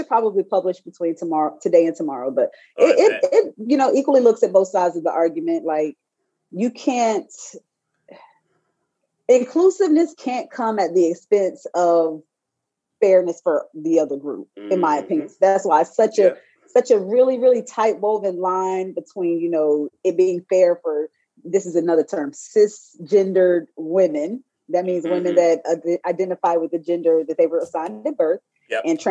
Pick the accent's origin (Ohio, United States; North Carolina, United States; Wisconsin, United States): North Carolina, United States; High Point; I'm from North Carolina.